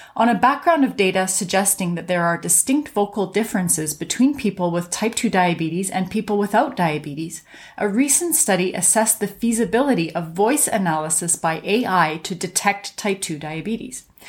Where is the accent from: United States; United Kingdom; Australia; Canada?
Canada; I'm a Canadian physician